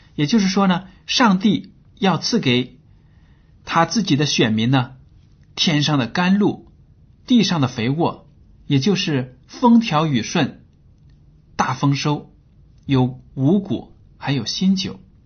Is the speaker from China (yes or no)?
yes; China; 我们中国人